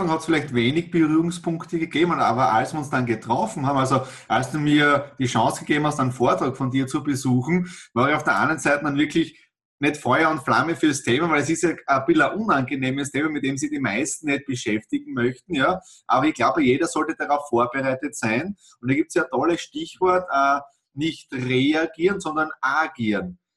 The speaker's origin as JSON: {"language": "German", "region": "Styria", "country": "Austria", "said": "Ja, ich komme aus der Südoststeiermark, auch er kommt aus der Südoststeiermark"}